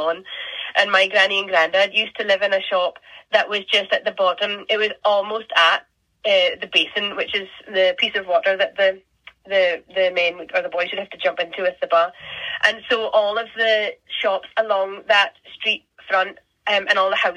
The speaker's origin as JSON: {"language": "English", "area": "Orkney", "region": "Scotland", "country": "United Kingdom", "said": "I'm from Scotland. I'm from the Northern Isles of Scotland. I'm from Orkney."}